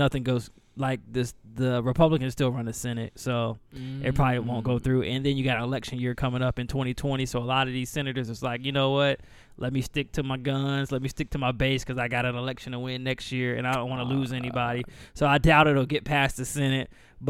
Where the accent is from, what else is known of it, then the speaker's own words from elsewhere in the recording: the South, United States; I'm from the South. That's common